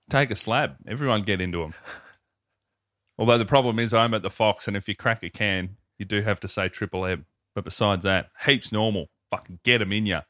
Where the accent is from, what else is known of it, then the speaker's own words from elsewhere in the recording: Melbourne, Victoria, Australia; my hometown, Melbourne, Victoria